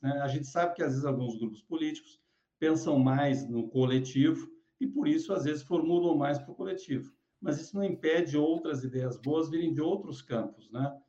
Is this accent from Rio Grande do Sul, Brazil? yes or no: yes; Rio Grande do Sul, Brazil; now in São Paulo, Brazil; como gaúcho que cheguei aqui há 35 anos